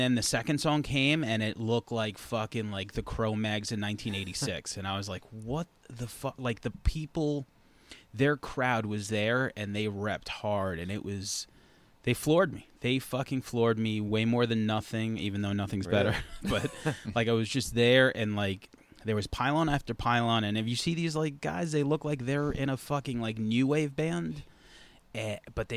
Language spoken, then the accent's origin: English; Centereach, New York, United States; I went to school in Center Reach